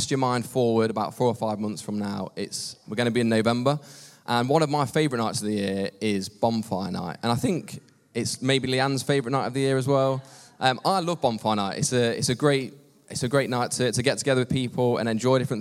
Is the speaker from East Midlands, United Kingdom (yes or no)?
yes; Long Eaton, East Midlands, United Kingdom; I grew up in Long Eaton. I've lived the majority of my life in Long Eaton